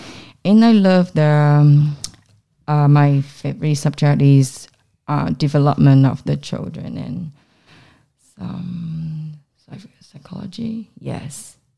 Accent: Taiwan; moved away; I come from Taiwan.

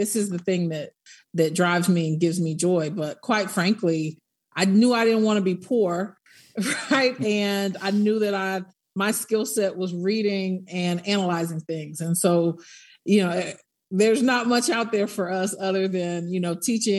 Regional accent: Tallahassee, Florida, United States; born there; also born or lived in Netherlands / New Mexico / Nuremberg, Germany; I'm an Army brat, but my family is from Tallahassee, Florida, and I was born in Tallahassee because we were in transition when my mom was far along. So I was born in Tallahassee, but lived in Holland, White Sands, Missile Range, New Mexico, and Nuremberg, Germany.

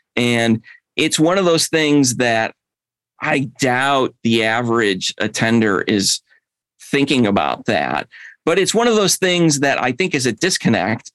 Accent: Chicago, Illinois, United States; now in Atlanta, United States; I moved down here from Chicago

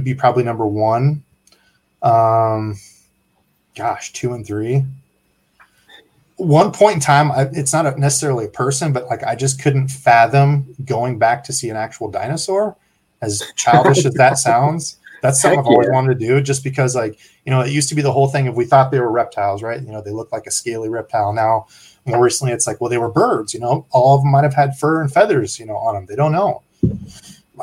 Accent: Iowa, United States; I'm from Iowa

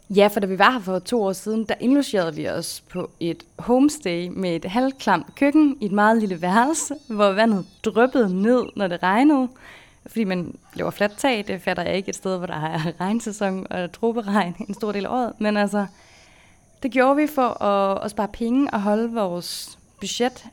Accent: Denmark; moved away as an adult; da vi boede hjemme i Danmark

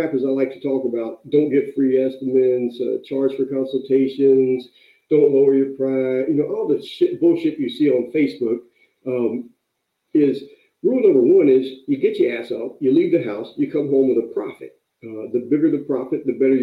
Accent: North Carolina, United States; now in California, United States; I moved out to California from North Carolina. I was raised, working, picking tobacco during the summer. Lived with my grandmother.

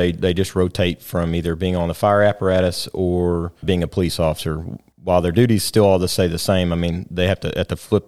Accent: Rockwall, Texas, United States; I grew up here in Rockwall.

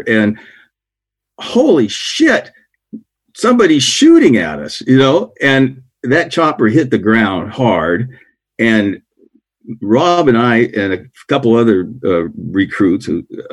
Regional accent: Oregon coast, United States; I grew up on the Oregon coast

